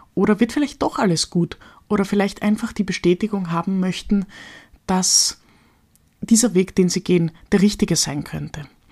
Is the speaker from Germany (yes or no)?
no; Austria; als Österreicherin